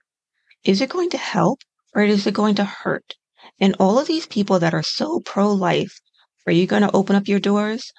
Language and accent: English; United States; as an American